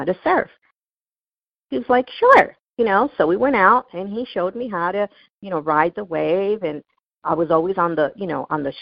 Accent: Newport Beach, California, United States; I grew up in Newport Beach, California

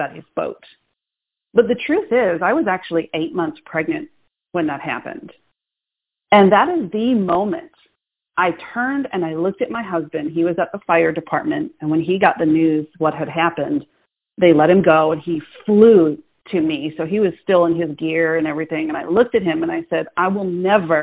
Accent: Boston, Massachusetts, United States; I'm from Boston. It doesn't get more type A than that.

